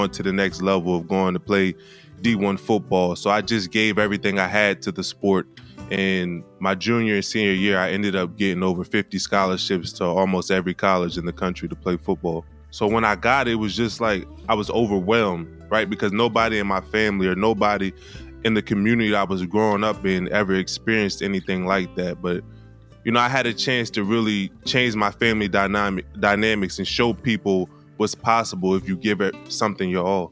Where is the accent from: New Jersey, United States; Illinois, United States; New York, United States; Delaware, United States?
Delaware, United States; Wilmington; I grew up in Wilmington, Delaware, and I attended the Penn State University.